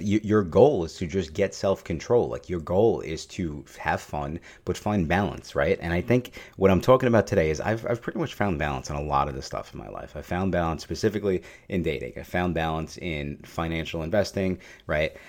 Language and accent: English; New York City, New York, United States; I am Italian and I am from New York